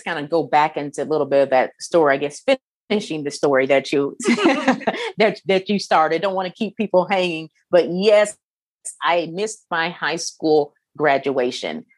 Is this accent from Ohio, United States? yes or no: no; Kokomo, Indiana, United States; where I was uh, born and raised in Kokomo